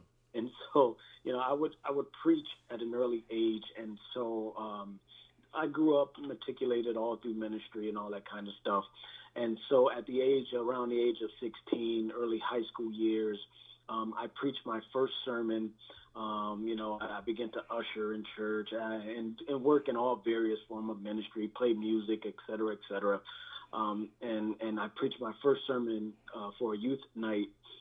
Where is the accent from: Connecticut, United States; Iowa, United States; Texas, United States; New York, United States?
Connecticut, United States; Bridgeport; I grew up in the projects of all projects in Bridgeport, Connecticut. It was known as Father Panic Village at the time